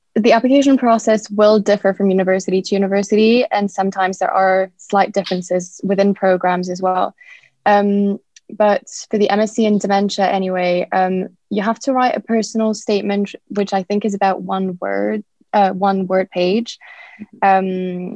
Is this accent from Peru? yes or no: no; France; moved away as an adult; now in United Kingdom; I'm French and Japanese. Um, I grew up in France and I moved to the UK about four years ago.